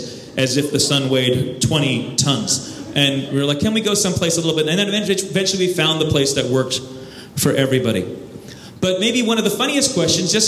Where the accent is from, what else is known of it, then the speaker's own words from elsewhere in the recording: United States; I'm an American and I'm a filmmaker